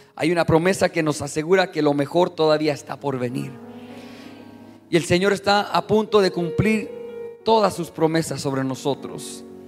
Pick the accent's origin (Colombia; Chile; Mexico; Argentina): Mexico; Yo soy mexicano